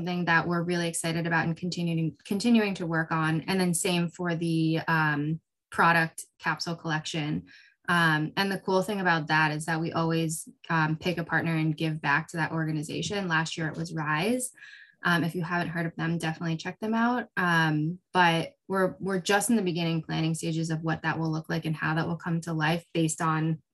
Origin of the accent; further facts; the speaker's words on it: upstate New York, United States; also born or lived in South Korea; I am from South Korea originally, and I came to the United States when I was 3 months old and grew up in upstate New York